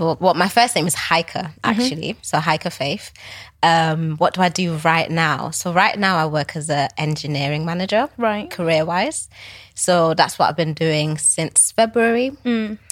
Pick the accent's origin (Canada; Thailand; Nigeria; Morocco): Nigeria; also born or lived in Manchester / Cambridge / Liverpool; obviously I'm Nigerian.